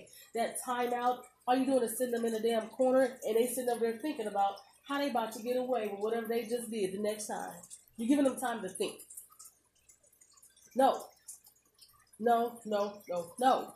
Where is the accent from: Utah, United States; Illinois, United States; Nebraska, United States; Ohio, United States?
Nebraska, United States; Omaha; I'm from Omaha, Nebraska. Whether I move from Omaha, Nebraska to Timbuktu, I am still a native Omahaan